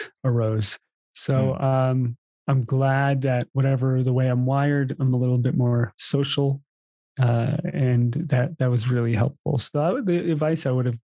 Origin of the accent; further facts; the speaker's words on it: East Coast, United States; moved away; also born or lived in Hawaii; I grew up on the East Coast playing ice hockey.